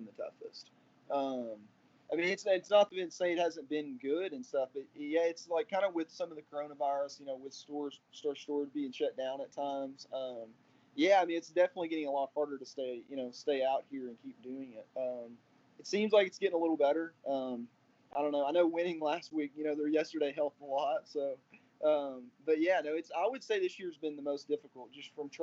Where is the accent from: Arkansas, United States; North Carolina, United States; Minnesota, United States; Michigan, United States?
Arkansas, United States; growing up in Arkansas